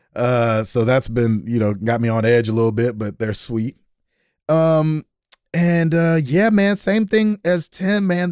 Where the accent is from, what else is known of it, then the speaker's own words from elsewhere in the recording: Nashville, Tennessee, United States; I'm from Nashville, Tennessee